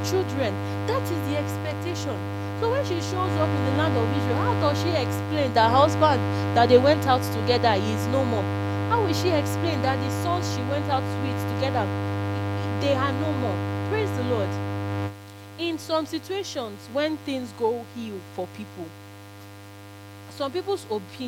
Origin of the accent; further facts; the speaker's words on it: Nigeria; I'll use experience of being a Nigerian